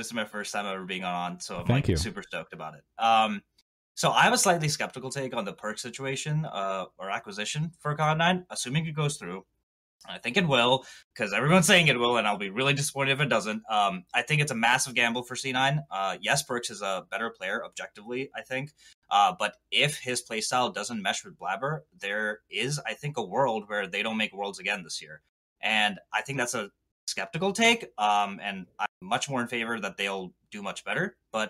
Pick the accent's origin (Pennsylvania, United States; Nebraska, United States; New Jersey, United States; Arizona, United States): Pennsylvania, United States; King of Prussia; Hey, I'm from King of Prussia, Pennsylvania.